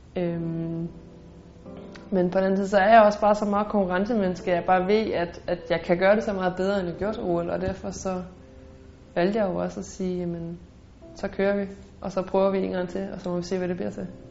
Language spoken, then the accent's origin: Danish; Denmark; moved away as an adult; now in Nice, France; hjemme i Danmark